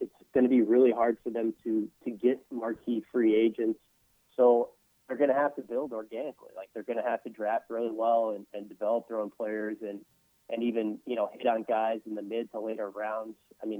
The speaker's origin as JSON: {"language": "English", "town": "Dallas", "region": "Texas", "country": "United States", "tie": "born or raised there", "also_born_or_lived": "Columbia, Missouri / Denver, Colorado", "moved": "as an adult", "lives_now": "New Orleans, United States", "said": "Kind of got hooked on those Mavs teams growing up in the Dallas Wars area."}